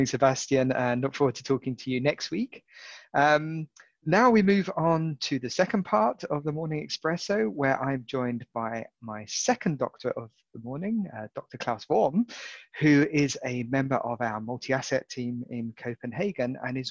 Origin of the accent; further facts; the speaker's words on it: United Kingdom; being a Brit